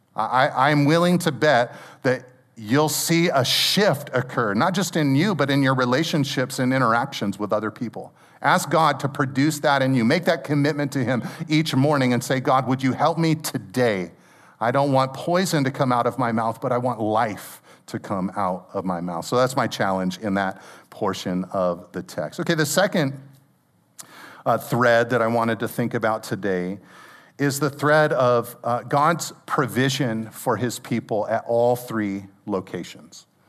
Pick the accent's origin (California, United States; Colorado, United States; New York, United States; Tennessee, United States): California, United States; Pacific Grove; I grew up in Pacific Grove